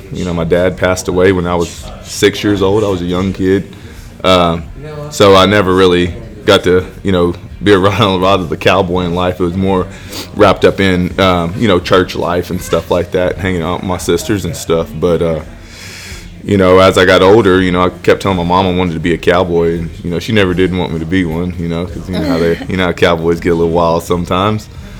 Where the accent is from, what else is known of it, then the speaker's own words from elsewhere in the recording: Pawhuska, Oklahoma, United States; You know, I was born in Pawhuska, Oklahoma